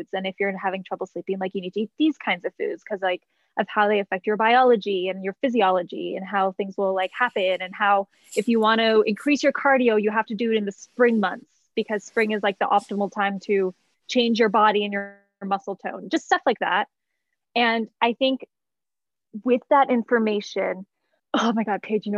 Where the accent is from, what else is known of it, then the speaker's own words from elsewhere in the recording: Canada; moved away as an adult; also born or lived in New York City, United States / Toronto; now in Colorado, United States; I grew up in Canada